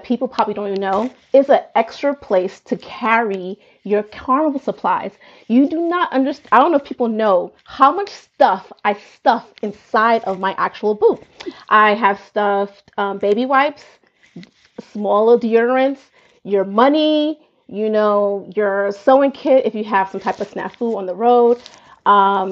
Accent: New York City, New York, United States; I'm actually born and raised in Brooklyn, New York

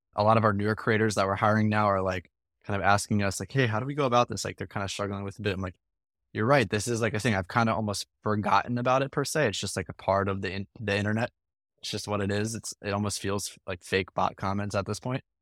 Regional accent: Morristown, New Jersey, United States; I grew up in a small town in New Jersey, right outside of Philadelphia, called Morristown

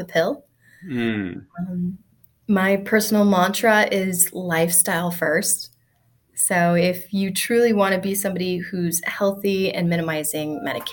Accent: outside Rockford, Northern Illinois, United States; I grew up in Northern Illinois, in a small farming community outside of Rockford, Illinois

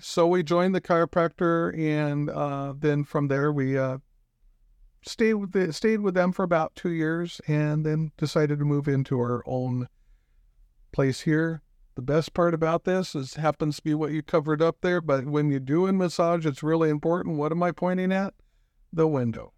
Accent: Pacific Northwest, United States; moved away as an adult; also born or lived in Spokane; now in Rapid City, United States; I come from the Pacific Northwest.

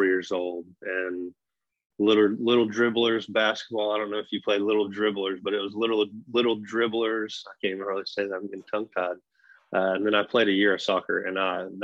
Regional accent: Broken Arrow, Oklahoma, United States; I grew up in Broken Arrow

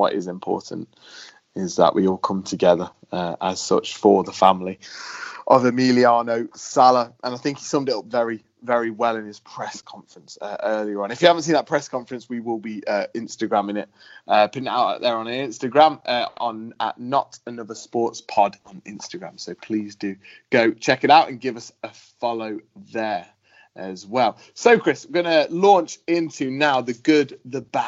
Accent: United Kingdom; being a Brit

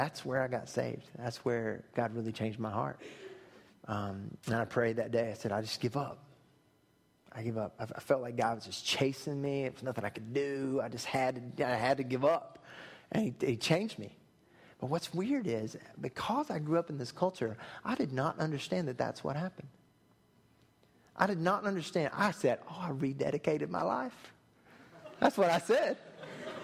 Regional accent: Thomasville, North Carolina, United States; growing up in Thomasville on the other side of the state

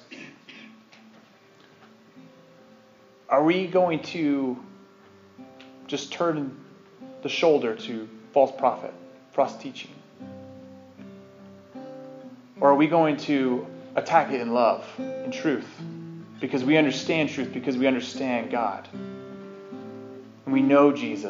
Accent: Utah, United States; accent: Utah; My Utah accent.

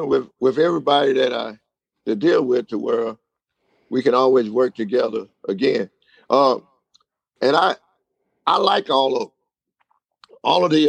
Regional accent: Winnsboro, United States; also born or lived in Germany; the hometown where I was born and raised in Winnsboro

